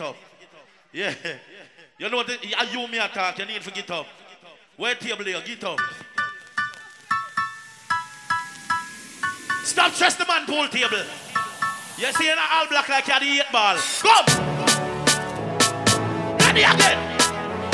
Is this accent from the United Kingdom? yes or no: no; Jamaica; moved away; We are from Jamaica